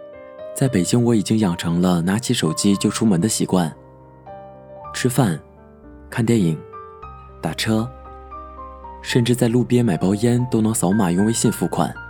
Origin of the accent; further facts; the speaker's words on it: Northeast China, China; 我的老家在一个东北偏远的小城市。从上大学开始在外地上学，由于回家不太方便，一年最多也就回家两次。